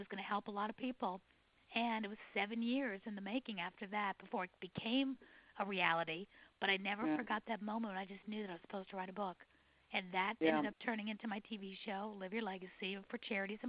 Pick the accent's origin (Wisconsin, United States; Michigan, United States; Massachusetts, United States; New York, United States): New York, United States; New York City; now in Atlanta, United States; I was born and raised in New York City